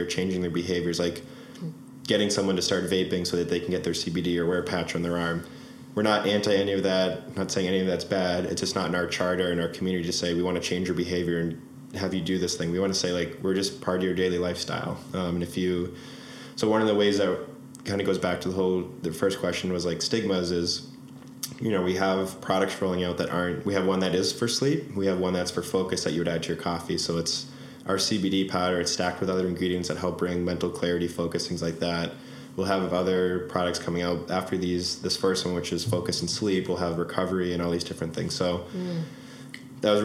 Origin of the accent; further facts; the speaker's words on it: Boston, Massachusetts, United States; we're from Boston